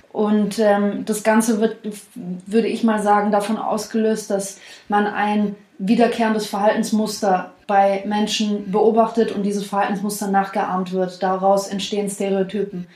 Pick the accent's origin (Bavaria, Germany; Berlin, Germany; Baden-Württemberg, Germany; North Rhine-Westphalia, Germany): Baden-Württemberg, Germany; Swabia; wir kommen ja aus dem Süden, wir wohnen in Stuttgart